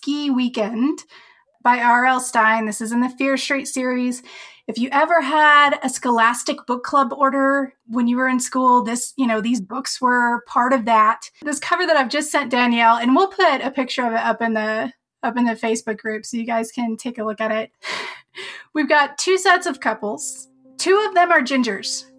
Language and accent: English; Colorado, United States; I'm from Colorado